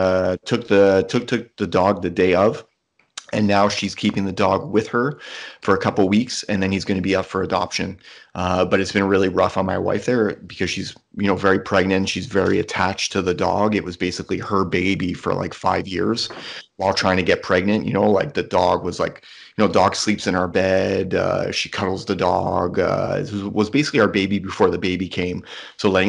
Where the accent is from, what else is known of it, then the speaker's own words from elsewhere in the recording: Dorval, Quebec, Canada; So when we grew up in Dorval, we lived in this house right beside the airport for like basically my entire life.